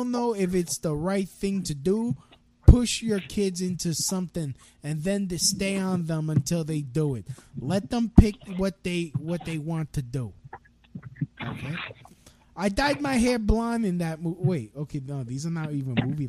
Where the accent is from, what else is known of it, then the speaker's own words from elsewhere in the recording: New York, United States; I was born in New York.